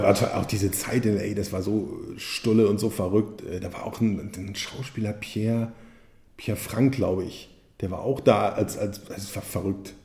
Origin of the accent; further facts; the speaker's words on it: Hagen, North Rhine-Westphalia, Germany; ich komme aus Hagen.